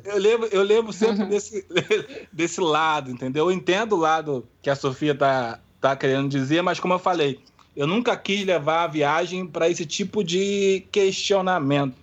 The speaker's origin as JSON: {"language": "Portuguese", "country": "Brazil", "said": "eu sou do Brasil"}